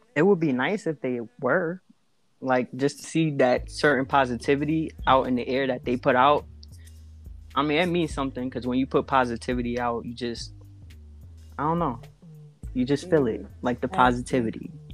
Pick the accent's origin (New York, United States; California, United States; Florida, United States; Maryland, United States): New York, United States; New York City; From the Bronx, New York